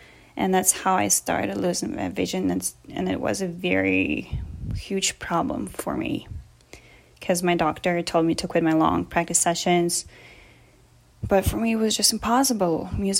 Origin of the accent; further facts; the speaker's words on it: Germany; born there; I'm an actor, singer, and classically trained pianist. I was born in Germany, but my mom is Russian and my father is from Canada.